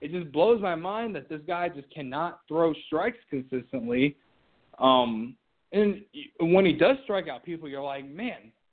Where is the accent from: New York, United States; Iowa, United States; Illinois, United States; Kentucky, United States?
Illinois, United States; Central; I grew up in Central Illinois